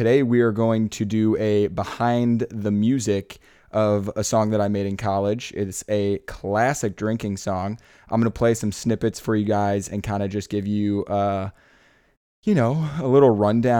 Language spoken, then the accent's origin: English; Iowa, United States; I'm from Iowa